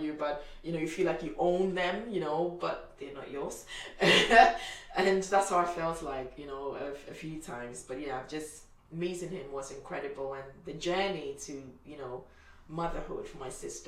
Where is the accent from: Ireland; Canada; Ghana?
Ghana; moved away; I'm from Ghana